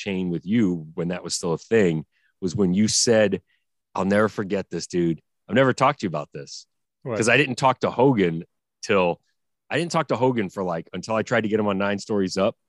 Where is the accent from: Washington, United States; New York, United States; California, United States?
New York, United States; Manhattan; But I grew up on the Upper West Side of Manhattan